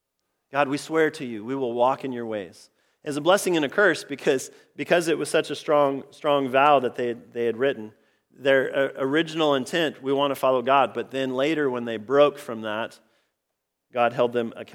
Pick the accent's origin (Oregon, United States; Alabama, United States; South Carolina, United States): Oregon, United States; I grew up in Central Oregon, the Central Cascades, all sorts of just really, really amazing hikes in that area.